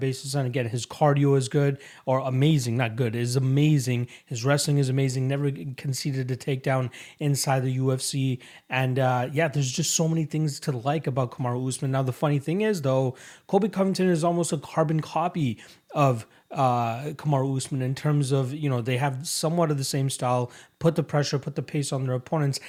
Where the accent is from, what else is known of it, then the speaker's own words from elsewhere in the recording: Canada; as a Canadian